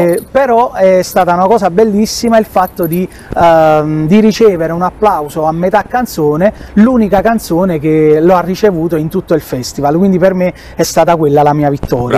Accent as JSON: {"language": "Italian", "town": "Ercolano", "region": "Campania", "country": "Italy", "said": "vengo da Ercolano, classe 91 e vivo ai piedi del Vesuvio"}